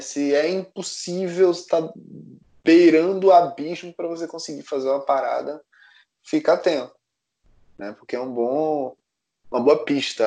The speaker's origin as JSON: {"language": "Portuguese", "town": "Recife", "region": "Pernambuco", "country": "Brazil", "tie": "born or raised there", "said": "Eu nasci em Recife"}